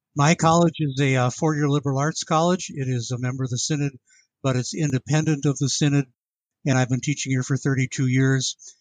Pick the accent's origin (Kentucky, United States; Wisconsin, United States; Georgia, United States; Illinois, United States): Wisconsin, United States; Milwaukee; also born or lived in Western Michigan; I grew up in Milwaukee